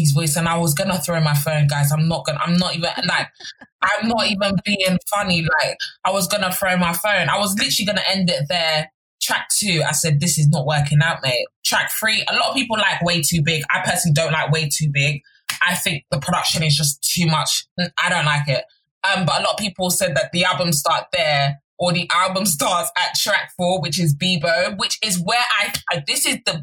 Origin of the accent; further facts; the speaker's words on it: Nigeria; as a Nigerian